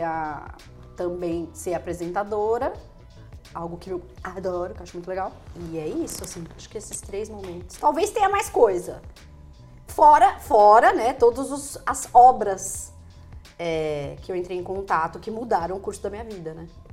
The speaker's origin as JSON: {"language": "Portuguese", "town": "Ribeirão Preto", "region": "São Paulo", "country": "Brazil", "tie": "born or raised there", "also_born_or_lived": "Maceió", "said": "eu nasci em Maceió, quando eu era criança, eu mudei para Ribeirão Preto."}